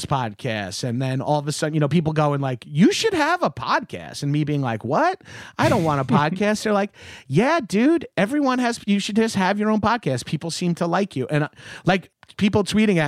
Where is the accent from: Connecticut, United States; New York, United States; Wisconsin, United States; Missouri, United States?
New York, United States; Long Island; I grew up on Long Island, and I have an unearned Long Island pride